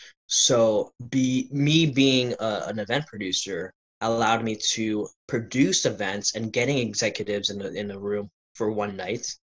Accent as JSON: {"language": "English", "town": "Virginia Beach", "region": "Virginia", "country": "United States", "tie": "born or raised there", "said": "this is Virginia Beach, by the way, where I'm my hometown"}